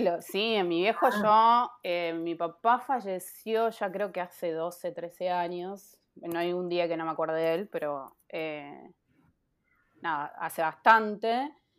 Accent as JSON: {"language": "Spanish", "town": "Castelar", "region": "Buenos Aires Province", "country": "Argentina", "tie": "born or raised there", "said": "yo me crié en Castelar hasta los 21 años"}